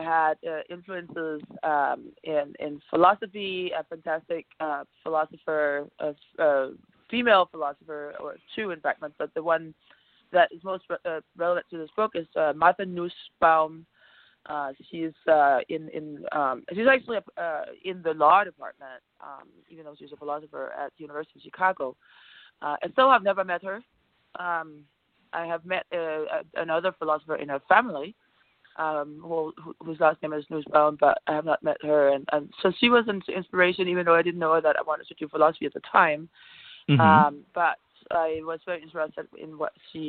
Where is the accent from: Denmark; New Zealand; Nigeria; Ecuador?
Denmark; Copenhagen, Capital Region of Denmark; English is a second language; moved away as an adult; also born or lived in United States / Australia; now in Miami, United States; I was born in Copenhagen, as you might have guessed, if you can hear my accent, in Scandinavia. And I grew up in Copenhagen